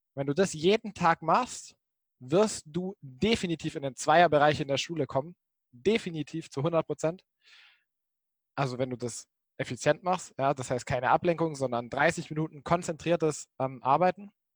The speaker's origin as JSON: {"language": "German", "region": "Baden-Württemberg", "country": "Germany", "tie": "born or raised there", "also_born_or_lived": "Jena", "moved": "as an adult", "said": "ich komme ursprünglich aus Baden-Württemberg, Baden-Württemberg, der Schwab"}